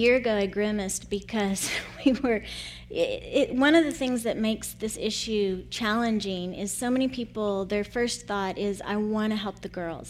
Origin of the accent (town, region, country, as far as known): United States; moved away as an adult; also born or lived in Costa Rica